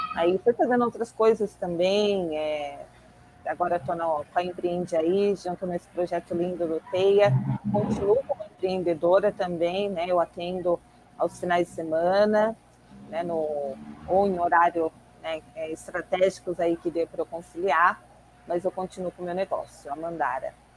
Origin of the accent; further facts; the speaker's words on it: São Paulo, Brazil; eu sou daqui de, do extremo sul de São Paulo, Parelheiros